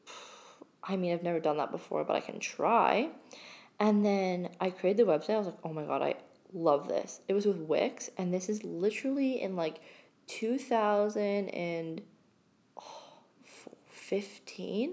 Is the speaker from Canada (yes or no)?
yes; Blue Mountains, Ontario, Canada; also born or lived in London, Ontario; my hometown, which is in Blue Mountain, which is, again, a really small town.